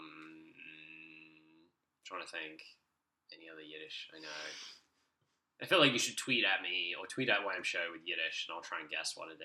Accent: United Kingdom; we get in the UK

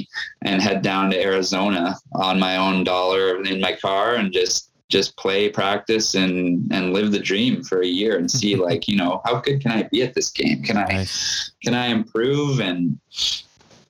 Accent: Winnipeg, Manitoba, Canada; I grew up in Charleswood, so I could ride my bike over there in about 10 minutes

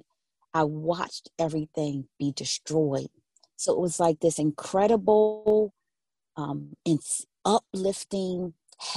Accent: Philadelphia, Pennsylvania, United States; I grew up in West Philadelphia, close walking distance to Drexel University and University of Penn

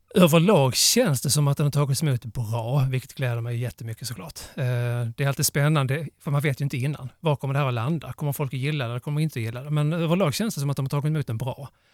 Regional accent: Klippan, Skåne, Sweden; now in Lomma, Sweden; Jag är ju född i Klippan.

